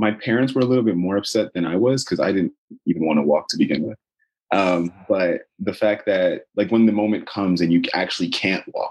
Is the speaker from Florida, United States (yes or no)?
yes; Boynton Beach, Florida, United States; also born or lived in Boca Raton, Florida; I grew up in Boynton